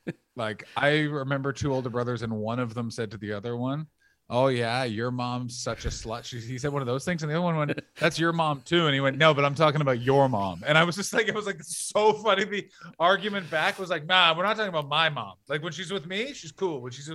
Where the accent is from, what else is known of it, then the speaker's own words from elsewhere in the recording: Canada; Certainly I am.